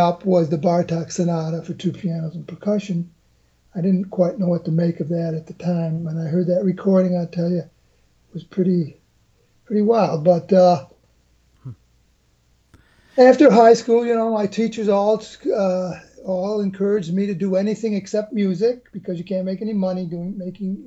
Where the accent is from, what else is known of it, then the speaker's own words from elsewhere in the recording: Utica, New York, United States; I'm from Utica, New York, and started studying drums in the fourth grade